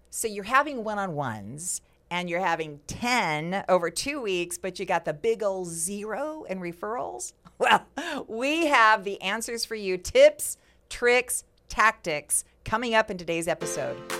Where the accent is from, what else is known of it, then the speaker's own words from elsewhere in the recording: West Coast, United States; moved away; for me, growing up on the West Coast